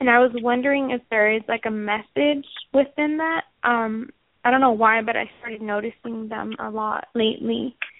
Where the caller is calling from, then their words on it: Washington, United States; I'm calling from Washington State.